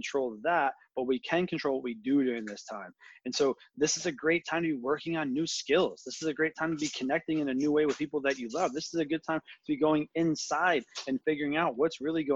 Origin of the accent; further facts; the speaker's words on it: United States; as an American who actually cares